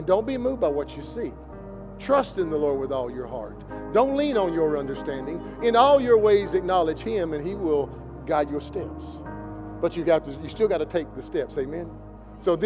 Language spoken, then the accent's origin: English; Kentucky, United States; I'm from Kentucky